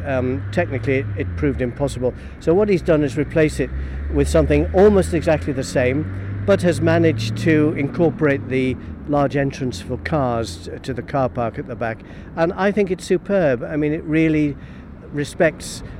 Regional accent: Douglas, Isle of Man; the houses along where I was born in the Grasmere

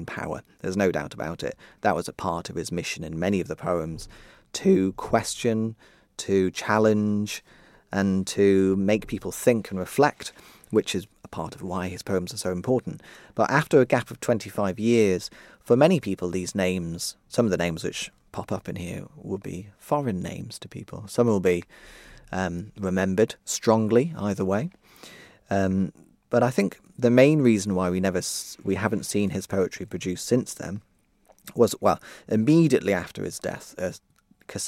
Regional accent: Ramsey, Isle of Man; I grew up around Ramsay and Mackold up north

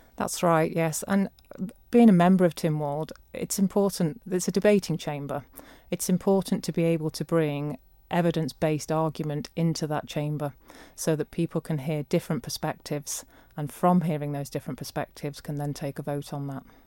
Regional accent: Leicestershire, East Midlands, United Kingdom; moved away as an adult; now in Isle of Man; I'm not Manx-born. I was born in Leicestershire and I came to the Isle of Man in nineteen ninety-seven.

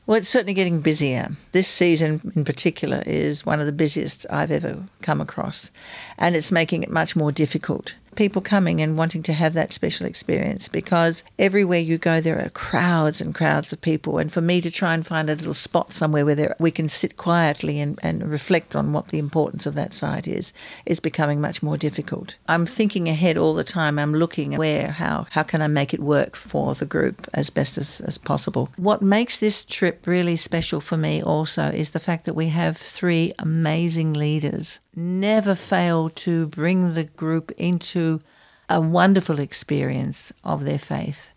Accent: Australia; also born or lived in Israel; I'm Australian, I'm half Jewish.

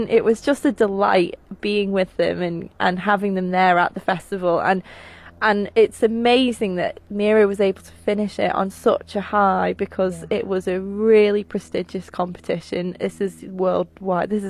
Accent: Isle of Man; Where are you from? You say Man

